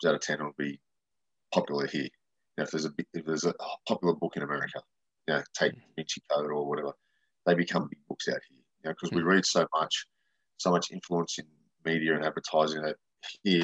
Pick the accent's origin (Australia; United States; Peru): Australia; Growing up with me, nobody did Halloween in Australia